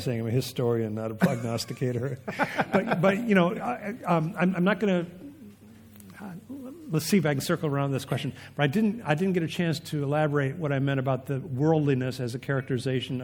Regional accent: Vermont, United States; I'm from Vermont

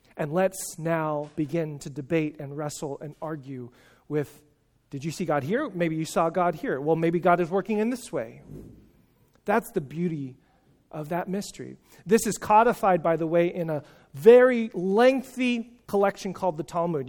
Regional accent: California, United States; I'm from California

